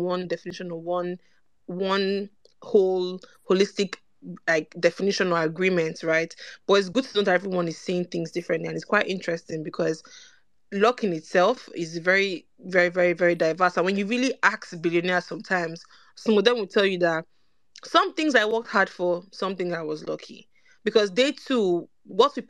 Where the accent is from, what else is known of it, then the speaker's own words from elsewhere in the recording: Benin City, Edo, Nigeria; moved away as an adult; now in United Kingdom; I grew up in Benin City